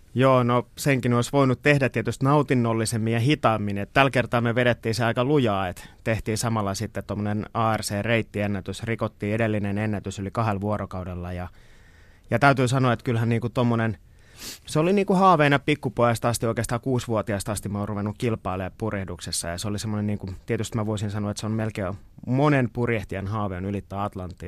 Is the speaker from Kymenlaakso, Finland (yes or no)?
yes; Kotka, Kymenlaakso, Finland; born or raised there